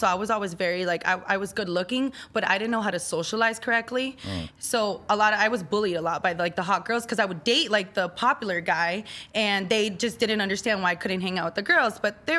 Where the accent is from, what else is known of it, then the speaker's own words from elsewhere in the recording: Miami, Florida, United States; I'm from Miami, Florida. I was born, raised, living there forever. Now I'm not moving.